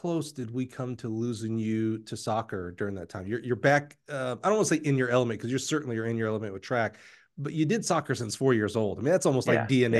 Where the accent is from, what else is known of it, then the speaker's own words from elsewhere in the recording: Alabama, United States; moved away; I grew up in Alabama